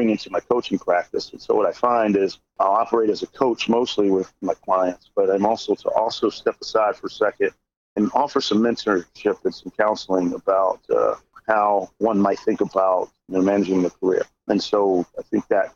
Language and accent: English; Philadelphia, Pennsylvania, United States; also born or lived in Denver, Colorado / Aurora, Colorado; I'm from originally from Philadelphia, but we moved out to Denver and Aurora, Colorado for about 6 years as a kid